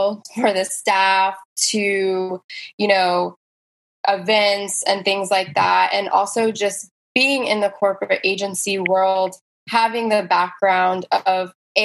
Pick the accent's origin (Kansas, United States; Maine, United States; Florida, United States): Florida, United States; West Palm Beach; also born or lived in New York City; I am born and raised in West Palm.